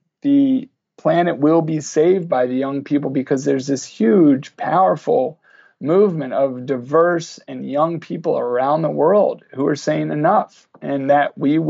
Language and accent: English; Bedford, New York, United States; I've created a project in my hometown of Bedford, New York, where we're trying to actually engage all of the citizens of this 18,000 people.